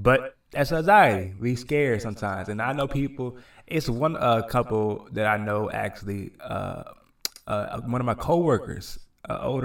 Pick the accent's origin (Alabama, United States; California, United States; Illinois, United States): California, United States; Los Angeles; moved away as an adult; now in Delaware, United States; I'm from LA, so a big city like me.